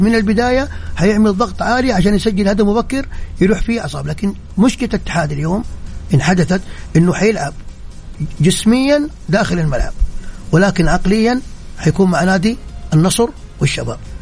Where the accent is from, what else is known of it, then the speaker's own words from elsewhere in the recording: Saudi Arabia; كلنا كسعوديين